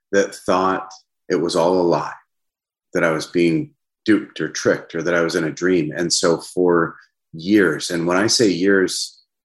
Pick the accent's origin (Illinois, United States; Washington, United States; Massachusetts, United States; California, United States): Washington, United States; Seattle; I grew up just north of the Seattle city limit. So I call myself a Seattleite. Born and raised, been here all my life